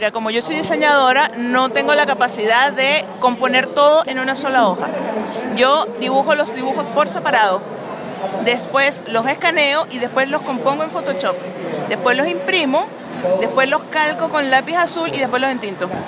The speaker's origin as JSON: {"language": "Spanish", "country": "Venezuela", "moved": "yes", "lives_now": "Chile", "said": "Soy venezolana y chilena. ¿Cuántos años llevas en Chile? 14 años."}